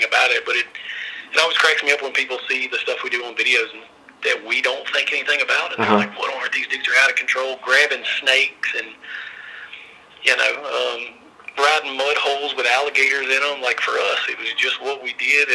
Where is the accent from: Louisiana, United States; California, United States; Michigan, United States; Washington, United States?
Louisiana, United States; born and raised in Louisiana, a small town in the northwest corner of Louisiana